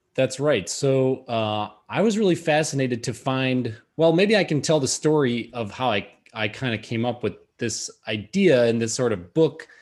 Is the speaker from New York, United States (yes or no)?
no; Madison, Wisconsin, United States; moved away; Madison, that's my hometown.